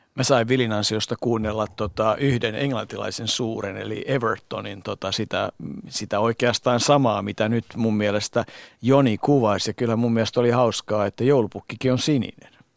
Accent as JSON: {"language": "Finnish", "country": "Finland", "said": "Mä sanoin, että Suomesta."}